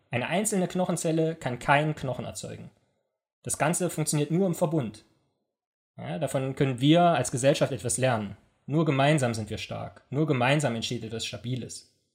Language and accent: German; East Germany, Germany; ich komme ja aus dem Osten